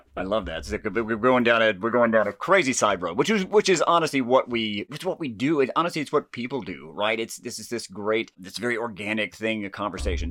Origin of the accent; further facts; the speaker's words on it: Jasper, Georgia, United States; accent: southern; my family owned and operated the Woodbridge Inn, which is in, uh, downtown Jasper, Georgia